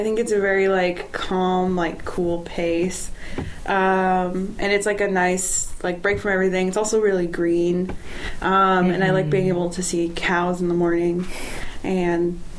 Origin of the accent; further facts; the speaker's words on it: Los Angeles, California, United States; moved away as an adult; now in Merced, United States; I'm from Los Angeles.